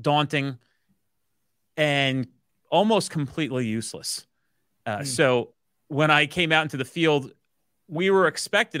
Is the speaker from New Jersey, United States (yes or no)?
yes; New Jersey, United States; I'm a New Jersey based boy who grew up here, uh, has no intention of leaving here